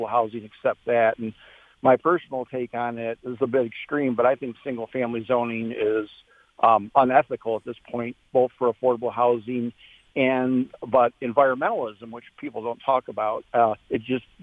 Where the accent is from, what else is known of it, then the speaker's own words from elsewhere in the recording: Ann Arbor, Michigan, United States; moved away; I grew up in Ann Arbor and used to live there.